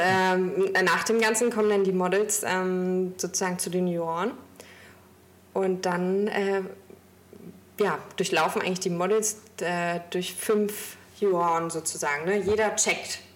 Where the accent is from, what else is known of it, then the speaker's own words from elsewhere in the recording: Stralsund, Mecklenburg-Vorpommern, Germany; now in Hamburg, Germany; Ich komme gebürtig aus Stralsund und habe dort mit 16 meine Ausbildung begonnen